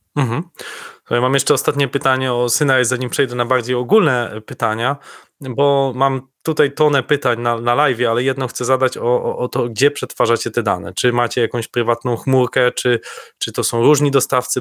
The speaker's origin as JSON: {"language": "Polish", "region": "Lower Silesian Voivodeship", "country": "Poland", "said": "moi krajanie z Dolnego Śląska"}